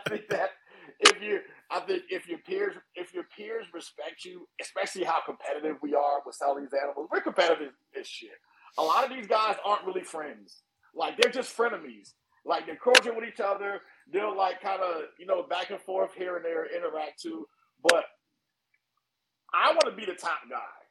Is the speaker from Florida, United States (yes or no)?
no; East Orange, New Jersey, United States; moved away as an adult; also born or lived in Newark, New Jersey / Trenton, New Jersey / North Carolina; now in California, United States; I was born in Newark and I was raised in East Orange and went to high school in Trenton.